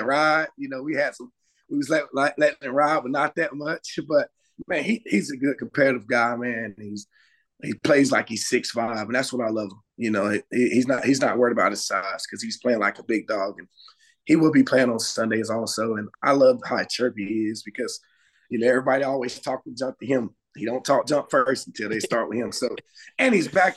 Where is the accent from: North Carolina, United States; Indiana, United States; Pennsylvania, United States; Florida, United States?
North Carolina, United States; Charlotte; we're all three from Charlotte